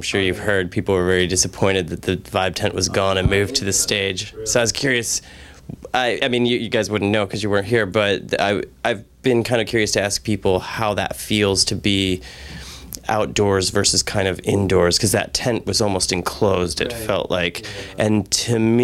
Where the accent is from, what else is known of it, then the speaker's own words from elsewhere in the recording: Chicago, Illinois, United States; I'm from Chicago